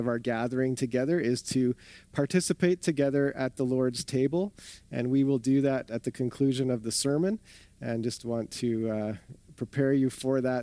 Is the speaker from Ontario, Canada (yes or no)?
yes; southern Ontario, Canada; also born or lived in Winnipeg; now in Calgary, Canada; I grew up in southern Ontario